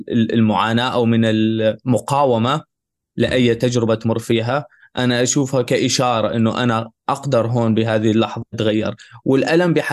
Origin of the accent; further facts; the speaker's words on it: Syria; now in Germany; وانا لاجئ من من تركيا لهون لالمانيا على الطريق في هنغاريا كنا كنت انا مع مجموعه من من العرب السوريين وكنا نهرب من الشرطه